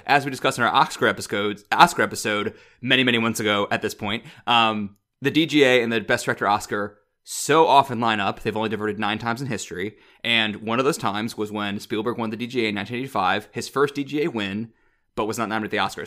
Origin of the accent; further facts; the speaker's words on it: Midwest, United States; I'm also from the Midwest